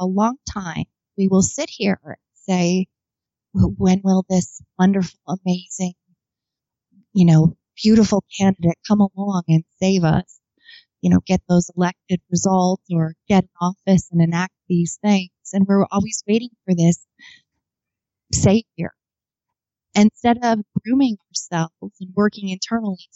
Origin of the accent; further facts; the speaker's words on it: Arizona, United States; also born or lived in Lockport, New York; I am from Arizona